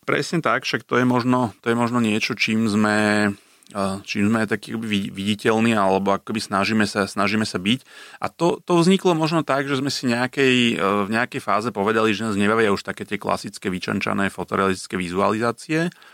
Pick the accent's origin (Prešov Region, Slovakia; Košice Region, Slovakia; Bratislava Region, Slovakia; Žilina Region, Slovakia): Bratislava Region, Slovakia; Bratislava; ja ako Bratislavčan